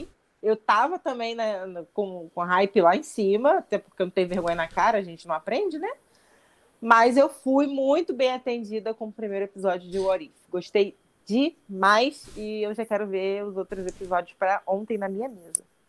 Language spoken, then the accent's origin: Portuguese; Brazil; nós somos brasileiros